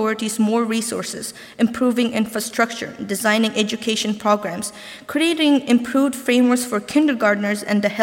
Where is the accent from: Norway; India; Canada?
Norway; moved away as an adult; now in United States; white, ethnic Norwegian male raised in middle class home in a country of little more than 80% ethnic Norwegians